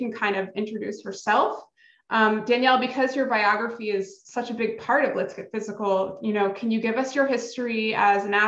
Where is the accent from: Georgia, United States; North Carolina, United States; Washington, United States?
Georgia, United States; Marietta; I'm also from Marietta, Georgia